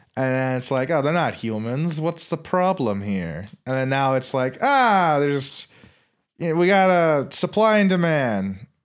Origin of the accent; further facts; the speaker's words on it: Ireland; I'm Irish